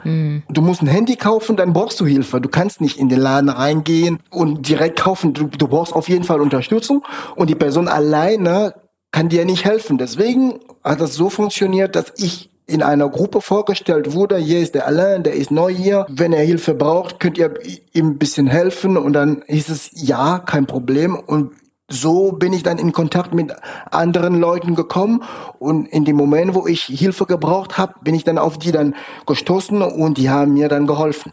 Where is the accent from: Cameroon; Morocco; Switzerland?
Cameroon; German is a second language; moved away as an adult; now in Germany; Ich komme ursprünglich aus Kamerun. Ich lebe jetzt seit 15 Jahren in Deutschland